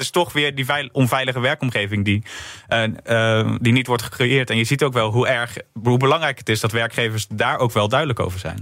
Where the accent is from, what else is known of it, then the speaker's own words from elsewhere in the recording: Rotterdam, South Holland, Netherlands; dan ben ik zelf nog randstedeling. En dan, maar dan kan ik als Rotterdammer